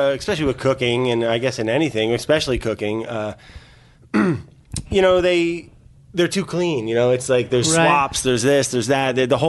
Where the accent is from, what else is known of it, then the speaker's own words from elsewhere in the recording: northern New Jersey, United States; I grew up in New Jersey, the pretty side, the north part. I call it upstate New Jersey.